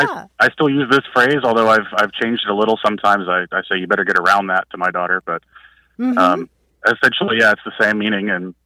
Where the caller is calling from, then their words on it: North Carolina, United States; I'm calling from North Carolina.